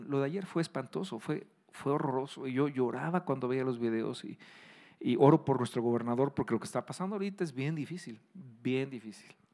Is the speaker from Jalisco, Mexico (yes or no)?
no; Querétaro, Mexico; aquí en Querétaro, que aquí somos especialistas en gorditas